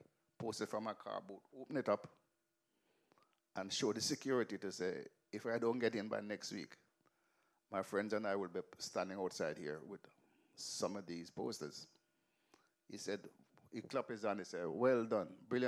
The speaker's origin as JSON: {"language": "English", "region": "Kingston", "country": "Jamaica", "tie": "born or raised there", "also_born_or_lived": "England", "moved": "yes", "said": "I grew up in Western Kingston. In Denham Town, Kingston 14"}